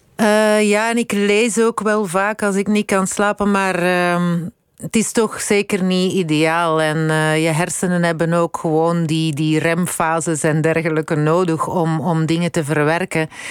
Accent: Londerzeel, Flanders, Belgium; also born or lived in Dendermonde / Brussels / United States; ik ben eigenlijk eh, opgegroeid in, in Londerzeel. Ik, ik ben in Dendermonde alleen maar geboren.

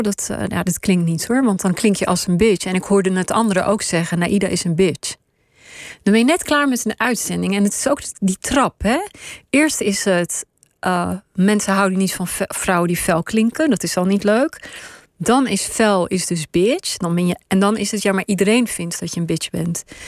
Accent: Pakistan; also born or lived in Israel; now in Netherlands; ben ik geboren in Pakistan

